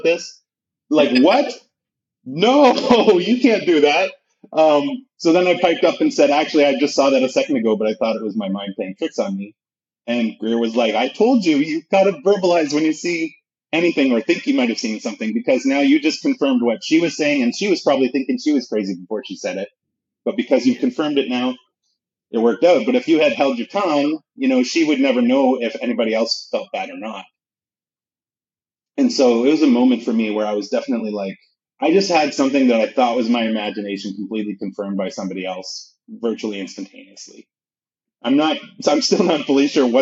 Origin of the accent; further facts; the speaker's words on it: Canada; Even being a Canadian